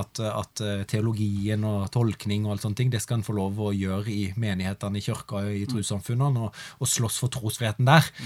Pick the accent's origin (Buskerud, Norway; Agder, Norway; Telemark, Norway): Agder, Norway; Hornnes; also born or lived in Grimstad; jeg gikk hjemme på Hornes videregående Hornes gymnas